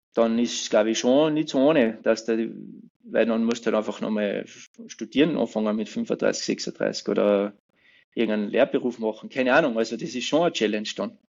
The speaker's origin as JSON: {"language": "German", "area": "Pfarrwerfen", "region": "Salzburg", "country": "Austria", "tie": "born or raised there", "said": "ich bin ja gebürtiger Fützmoser"}